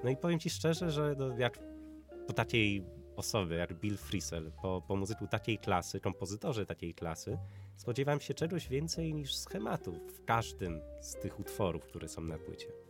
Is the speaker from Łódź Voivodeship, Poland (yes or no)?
yes; Widawa, Łódź Voivodeship, Poland; also born or lived in Zduńska Wola; Widawa, tam, tam skąd pochodzę, to jest wieś, a ma 2000. tysiące.